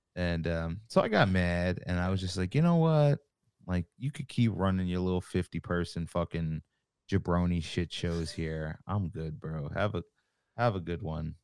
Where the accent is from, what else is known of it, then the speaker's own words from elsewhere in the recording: Long Island, New York, United States; I'm from Long Island. I live here still. Uh, I grew up going to shows out here.